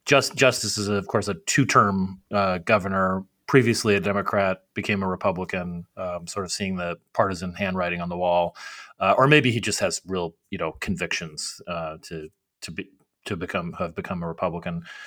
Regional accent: Arizona, United States; my home state of Arizona

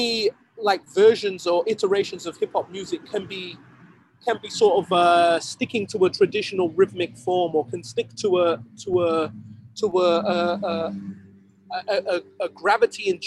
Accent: Sheffield, Yorkshire and the Humber, United Kingdom; my hometown of Sheffield

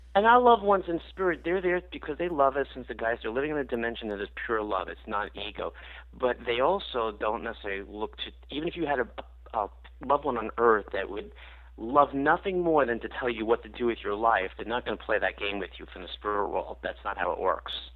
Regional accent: New York, United States; I grew up in New York

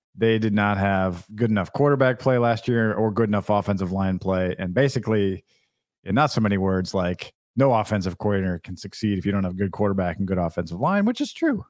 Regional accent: Iowa City, Iowa, United States; growing up in Iowa City

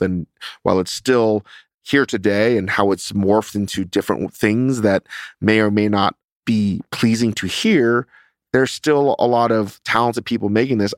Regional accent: Northern Virginia, United States; moved away; growing up in Northern Virginia

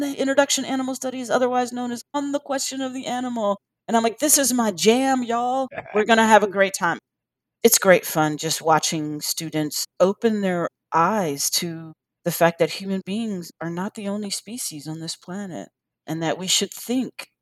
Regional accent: Washington, District of Columbia, United States; also born or lived in North Carolina; now in Chapel Hill, United States; I grew up in Washington, D.C. I spent my summers in North Carolina with my grandmother.

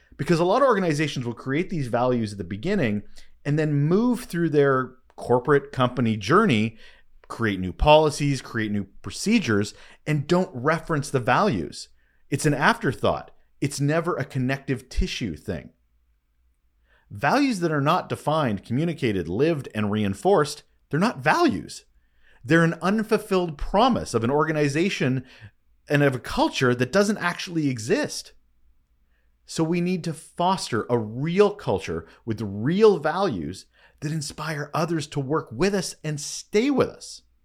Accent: Canada; I am Canadian

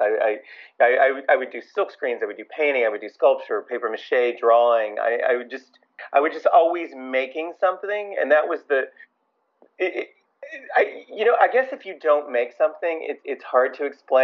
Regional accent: Louisville, Kentucky, United States; moved away as an adult; also born or lived in Miami / California; now in New York, United States; I grew up in Louisville, Kentucky.

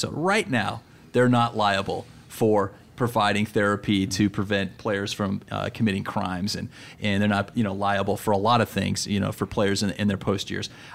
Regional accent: Denver, Colorado, United States; I'm from Denver

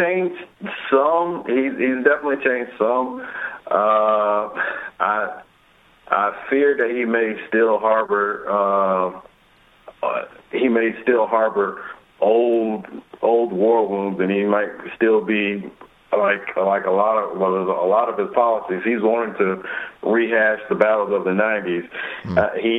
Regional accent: Alabama, United States; I'm from Alabama, in a state where politics has gotten really ugly

